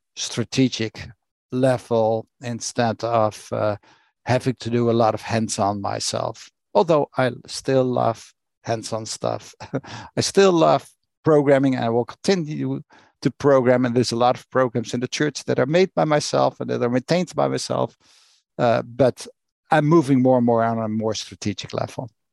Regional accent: Rotterdam, South Holland, Netherlands; I grew up in Rotterdam, in Netherlands. That's where I was born and raised

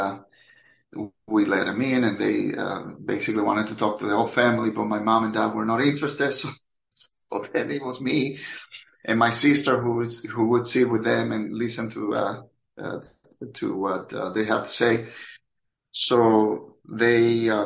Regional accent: Dominican Republic; moved away as an adult; now in Orlando, United States; I am originally from the Dominican Republic, but I have spent most of my, well, more than half of my life in the U.S. I got to this country at the age of 22 back in 1995

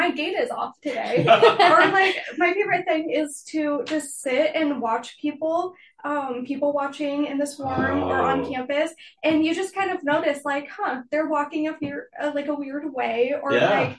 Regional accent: Longview, Washington, United States; I'm from Longview, Washington

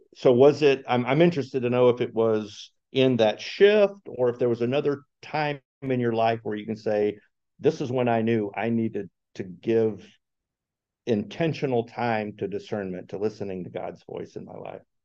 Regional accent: Chicago, Illinois, United States; I am also from Chicagoland area

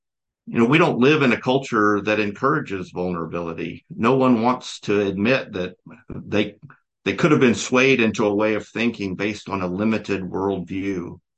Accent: Southeast, United States; I grew up in a racist environment. I'm from the Southeast in the United States, and it was very prevalent at that time.

